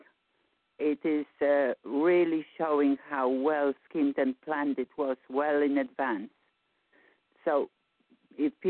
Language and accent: English; Poland; moved away; I'm from Poland.